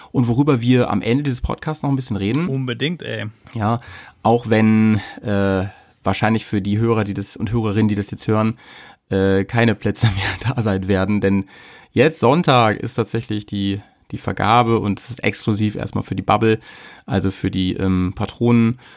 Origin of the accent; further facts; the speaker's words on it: Hanover, Lower Saxony, Germany; in Hannover getroffen, in deiner Heimat und äh, meiner alten Heimat